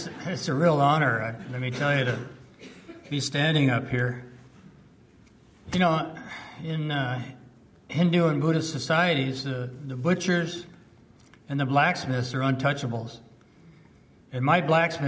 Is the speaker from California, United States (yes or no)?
yes; California, United States; English is a second language; moved to California